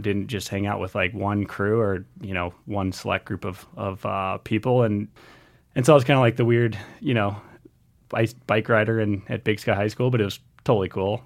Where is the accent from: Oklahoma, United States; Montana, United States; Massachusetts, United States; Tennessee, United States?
Montana, United States; Missoula; I grew up here in Missoula, Montana